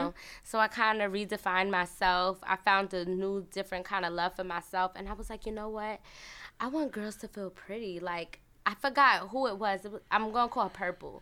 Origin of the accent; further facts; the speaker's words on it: New York City, New York, United States; I was born in Brooklyn